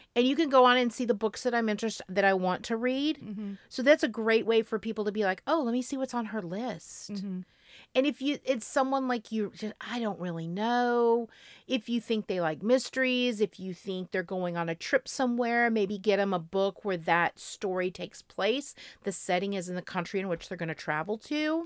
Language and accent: English; Florida, United States; I'm from Florida.